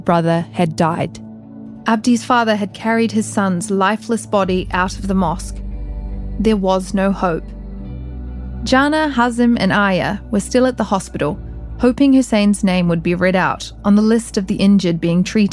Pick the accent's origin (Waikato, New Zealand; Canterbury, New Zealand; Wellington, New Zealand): Canterbury, New Zealand; Christchurch; now in Dubai, United Arab Emirates; Christchurch story because it was my hometown